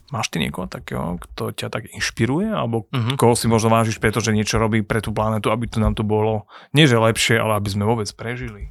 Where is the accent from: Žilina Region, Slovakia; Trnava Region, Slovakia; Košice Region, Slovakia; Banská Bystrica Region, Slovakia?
Trnava Region, Slovakia; Trnava; ja som z Trnavského kraja, naše mesto je Trnava